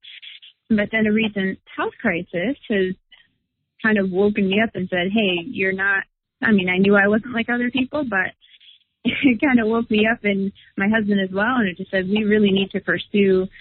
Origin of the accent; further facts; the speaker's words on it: Michigan, United States; I'm from Michigan